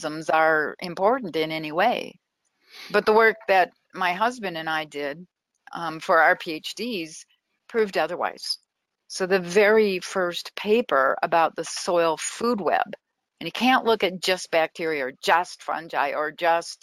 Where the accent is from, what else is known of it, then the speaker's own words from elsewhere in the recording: Minnesota, United States; moved away as an adult; I grew up in Minnesota